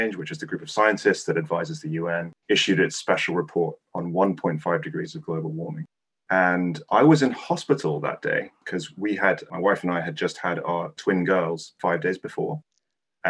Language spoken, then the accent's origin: English; Hong Kong; moved away; I grew up in the 80s and 90s, and I'm originally from Hong Kong